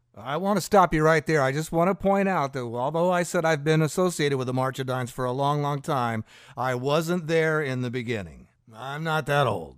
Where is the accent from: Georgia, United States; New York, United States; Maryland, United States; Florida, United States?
Florida, United States; Fort Pierce; when I was a teenager growing up in Fort Pierce